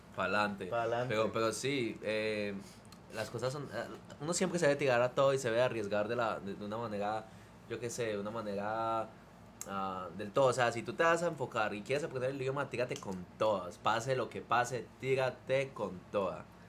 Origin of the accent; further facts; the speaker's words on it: Colombia; now in California, United States; mi, primer día de colegio en Colombia